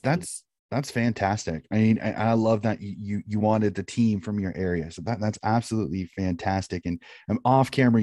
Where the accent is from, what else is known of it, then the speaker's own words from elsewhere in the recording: United States; being an American